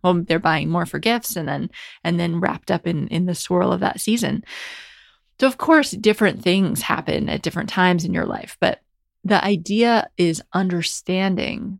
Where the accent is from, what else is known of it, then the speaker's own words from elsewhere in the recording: United States; grew up in America